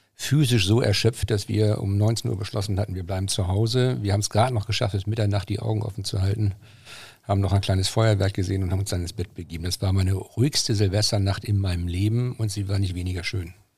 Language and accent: German; Braunschweig, Lower Saxony, Germany; moved away; also born or lived in Schleswig-Holstein; Ich bin ja gebürtiger Braunschweiger.